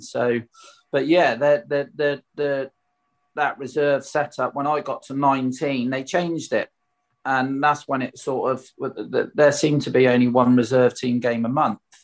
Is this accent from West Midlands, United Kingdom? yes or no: no; Swindon, South West England, United Kingdom; playing for my hometown club